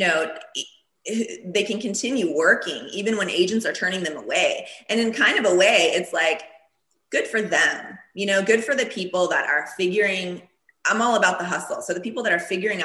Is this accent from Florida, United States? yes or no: yes; Florida, United States; first language Turkish; English is a second language; now in Los Angeles, United States; in Florida, everybody was speaking Spanish growing up